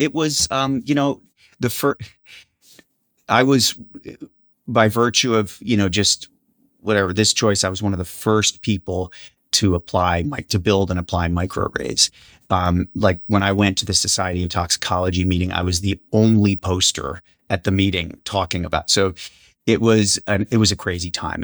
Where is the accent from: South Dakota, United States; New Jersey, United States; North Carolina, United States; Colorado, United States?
New Jersey, United States; Vineland; moved away; also born or lived in Madison; I grew up in that rural town called Vineland, went to high school there